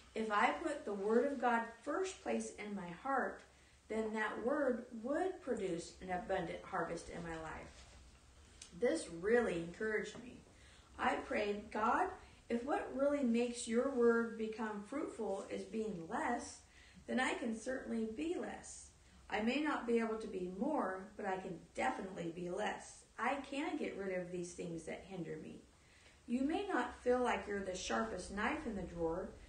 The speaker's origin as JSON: {"language": "English", "region": "Texas", "country": "United States", "said": "I was just a hick from Texas"}